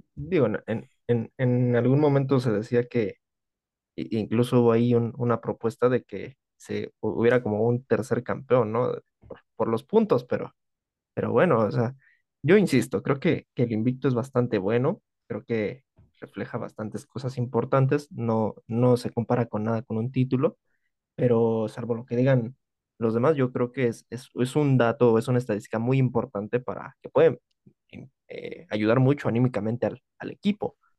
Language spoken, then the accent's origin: Spanish; Mexico City, Mexico; también de la Ciudad de México